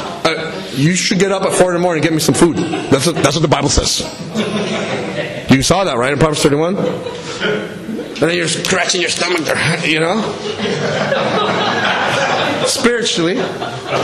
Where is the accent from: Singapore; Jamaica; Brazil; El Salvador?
El Salvador; now in United States; I was born in El Salvador. I immigrated in the U.S.